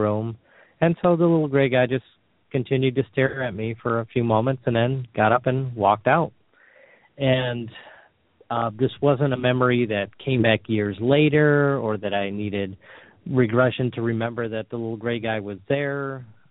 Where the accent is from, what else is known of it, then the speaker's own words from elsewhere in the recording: Sterling Heights, Michigan, United States; I grew up in Sterling Heights, Michigan, which is just north of Detroit